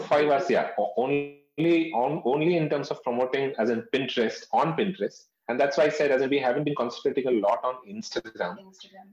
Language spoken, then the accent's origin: English; North India, India; I've been born and brought up in North India